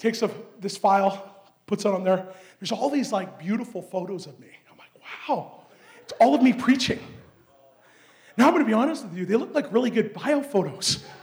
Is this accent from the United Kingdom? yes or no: no; Canada; I'm Canadian.